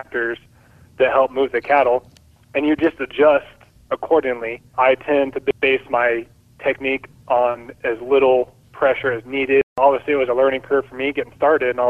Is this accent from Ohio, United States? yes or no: no; Bakersfield, California, United States; I grew up in Bakersfield